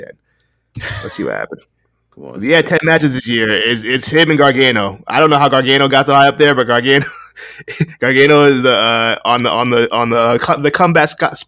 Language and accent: English; Connecticut, United States